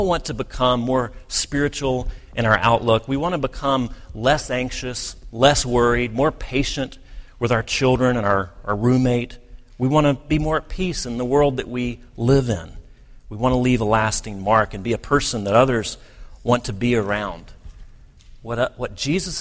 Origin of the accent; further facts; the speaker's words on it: United States; many of us as American